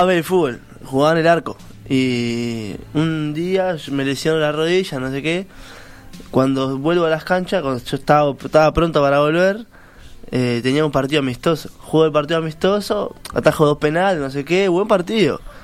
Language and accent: Spanish; Colón, Montevideo, Uruguay; Soy de Colón toda la vida, ahí, a dos, tres cuadras del Olimpia